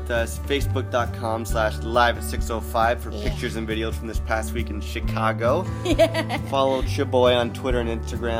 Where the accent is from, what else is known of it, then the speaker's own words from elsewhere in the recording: Toronto, Ontario, Canada; we come from Toronto where they have AstroTurf everywhere.